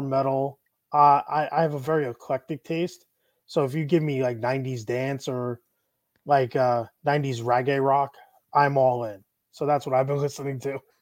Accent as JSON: {"language": "English", "town": "Syosset", "region": "New York", "country": "United States", "tie": "born or raised there", "also_born_or_lived": "Plainview, New York", "moved": "yes", "lives_now": "Tampa, United States", "said": "I grew up in Syosset and Plainview. So, I'm a, like, eastern Nassau County kid"}